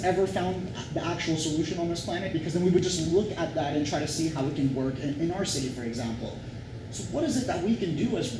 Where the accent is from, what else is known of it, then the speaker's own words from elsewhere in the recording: Toronto, Ontario, Canada; as a Torontonian, as a Canadian citizen